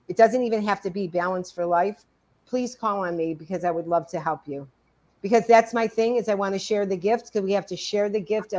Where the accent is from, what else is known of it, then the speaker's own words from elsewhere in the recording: Cleveland, Ohio, United States; I was born in Cleveland